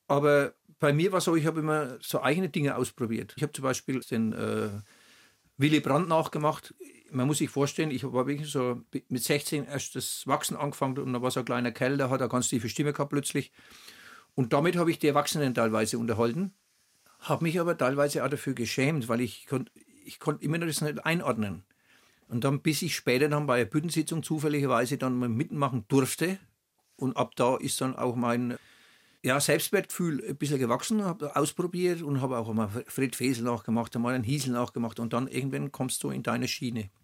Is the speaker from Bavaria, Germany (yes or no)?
yes; Oberschwarzach, Bavaria, Germany; accent: Franconian; Ich wurde in Oberschwabach geboren, auf dem Kanapee, um halb acht.